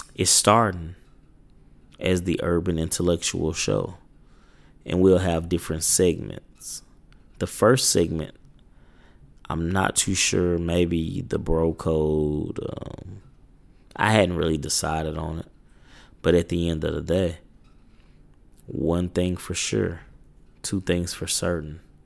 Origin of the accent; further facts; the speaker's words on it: Little Rock, Arkansas, United States; I'm from Little Rock, Arkansas.